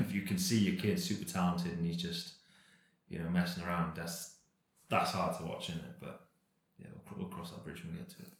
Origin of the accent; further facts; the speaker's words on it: Cardiff, Wales, United Kingdom; born and bred in Cardiff